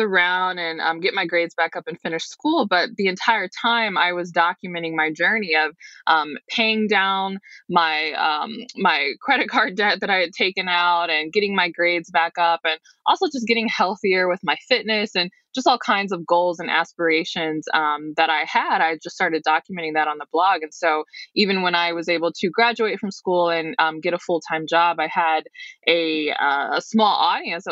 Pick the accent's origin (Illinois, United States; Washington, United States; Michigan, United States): Michigan, United States; Detroit; I'm from the Detroit metro area.